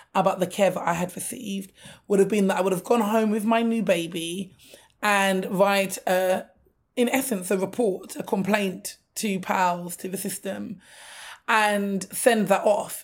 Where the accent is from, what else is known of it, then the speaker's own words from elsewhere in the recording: London, United Kingdom; I'm a Londoner, born and raised